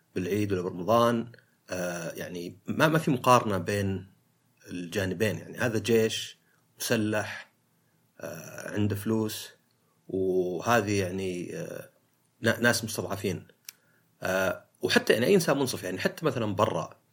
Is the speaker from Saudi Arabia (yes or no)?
yes; Saudi Arabia; عندنا في السعودية